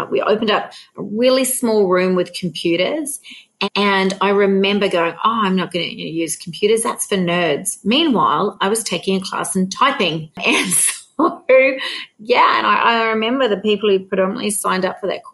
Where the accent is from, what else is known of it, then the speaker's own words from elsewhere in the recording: New Zealand; now in Australia; I'm a Kiwi by birth